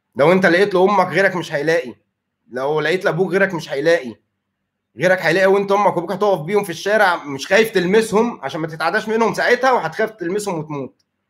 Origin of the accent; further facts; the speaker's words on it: Egypt; عندنا في مصر